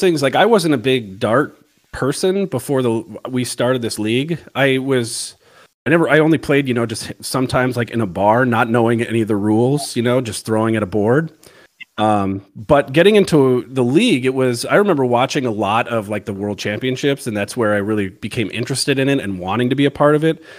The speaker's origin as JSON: {"language": "English", "town": "Missoula", "region": "Montana", "country": "United States", "tie": "born or raised there", "moved": "as an adult", "lives_now": "Virginia, United States", "said": "I'm originally from, uh, Montana, Missoula, Montana"}